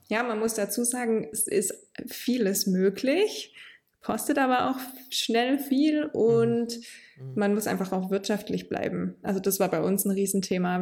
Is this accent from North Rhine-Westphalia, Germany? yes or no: no; Heilbronn area, Baden-Württemberg, Germany; now in Hohenlohe district, Germany; in meiner Heimat bauen, also eher so im Heilbronner Raum